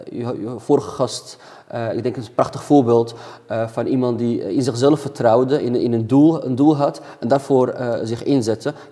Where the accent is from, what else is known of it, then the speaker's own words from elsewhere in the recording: Amsterdam, North Holland, Netherlands; kom uit het Nieuw-West